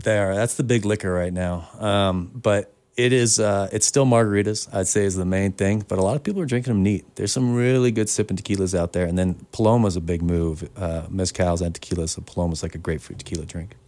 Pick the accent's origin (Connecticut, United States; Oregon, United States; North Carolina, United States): Oregon, United States; also born or lived in San Diego; now in Montana, United States; I'm from Oregon originally, so I love the mountains.